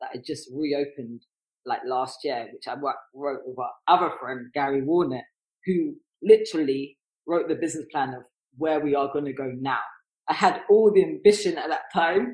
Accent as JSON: {"language": "English", "region": "London", "country": "United Kingdom", "said": "I'm also from North London"}